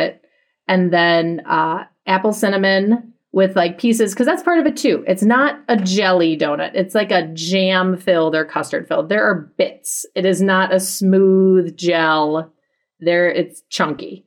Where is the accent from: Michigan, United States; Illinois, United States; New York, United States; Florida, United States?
Illinois, United States; Chicago suburbs; now in Madison, United States; I grew up in the Chicago suburbs